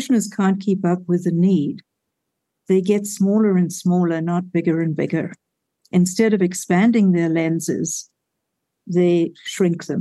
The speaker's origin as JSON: {"language": "English", "country": "South Africa", "tie": "born or raised there", "moved": "yes", "said": "growing up in Africa during a war"}